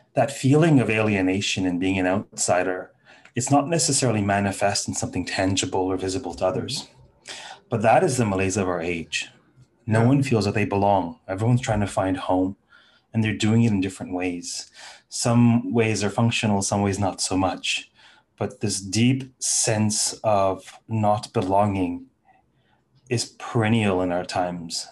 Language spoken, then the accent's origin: English; Toronto, Ontario, Canada; I landed in Toronto at the age of three, right? So Toronto has been my home since